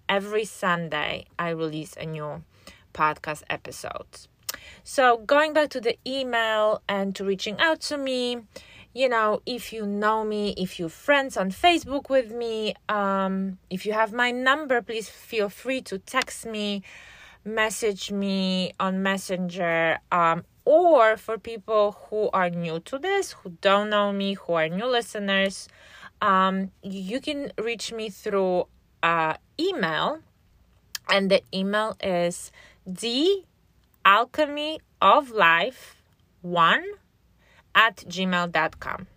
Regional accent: Poland; moved away as an adult; now in United States; I was born and raised in Poland, and after graduating from high school, I moved here. to, um, to the States where I live now.

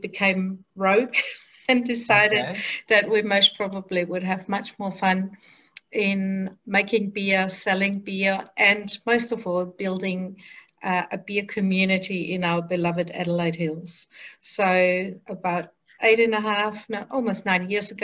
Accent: Germany; moved away as an adult; now in Australia; So we grew up in Germany, and together with my husband and my then 6-year-old daughter, we came to Australia in 1982

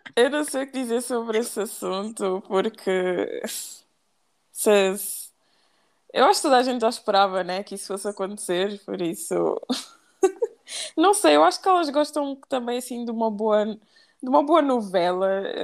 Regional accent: Portugal; eu nasci em Portugal, mas os meus pais são da Guiné-Bissau

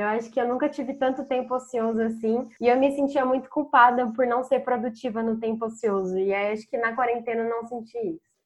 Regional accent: Campinas, São Paulo, Brazil; moved away as an adult; now in São Paulo, Brazil; Eu também sou de Campinas e moro há mais de um ano em São Paulo

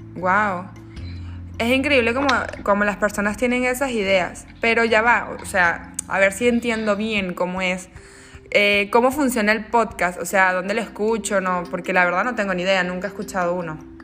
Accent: Venezuela; now in Argentina; yo soy de Venezuela

